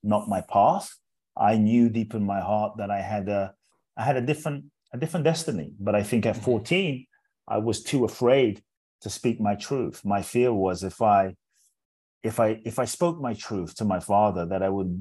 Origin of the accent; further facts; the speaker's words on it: London, United Kingdom; also born or lived in Ghana; now in United States; I was born in Ghana, West Africa. My father's from Ghana. My mother's Japanese. I grew up in London. So I'm from everywhere and nowhere. Now I live in the US